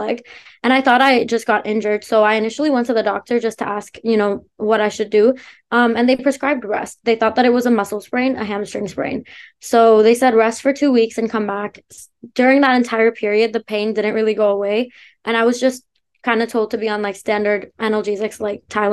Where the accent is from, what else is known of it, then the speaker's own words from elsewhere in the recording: Canada; also born or lived in India; I was born in India, but moved to Canada when I was 7